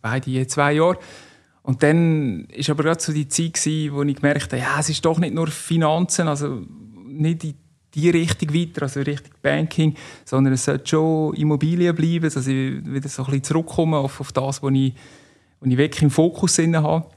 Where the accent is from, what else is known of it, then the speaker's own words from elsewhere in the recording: Stansstad, Nidwalden, Switzerland; now in Canton of Zug, Switzerland; aufgewachsen in Standstadt, Kanton Nidwalden